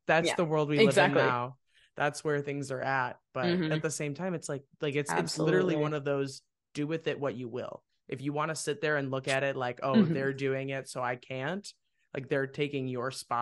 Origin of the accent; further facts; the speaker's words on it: Wheaton, United States; now in Nashville, United States; I was living in the world of Wheaton